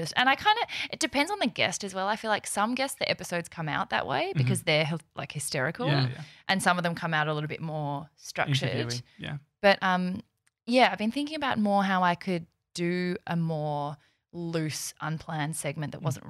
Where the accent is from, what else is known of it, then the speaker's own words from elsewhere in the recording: South Korea; born there; Do you know, so I was born in South Korea and people are always like, which Korea?